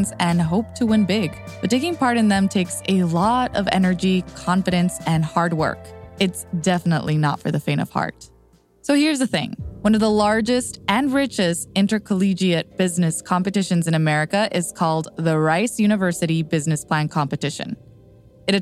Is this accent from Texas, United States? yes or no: yes; Texas, United States; my home state of Texas